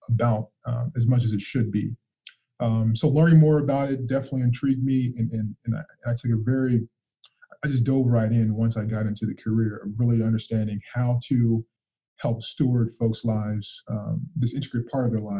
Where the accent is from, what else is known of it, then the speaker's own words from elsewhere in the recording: Muncie, Indiana, United States; Yeah, so my, as I mentioned, I was born and raised in Muncie.